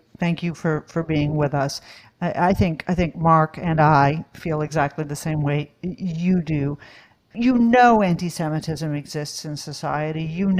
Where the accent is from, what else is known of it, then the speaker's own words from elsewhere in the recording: Australia; moved away; my home country of Australia